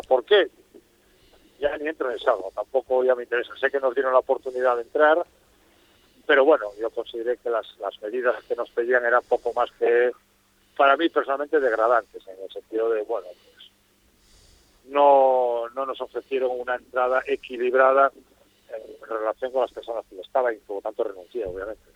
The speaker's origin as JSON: {"language": "Spanish", "region": "Asturias", "country": "Spain", "moved": "yes", "lives_now": "Fuerteventura, Spain", "said": "soy asturiano, no renuncias a tu origen"}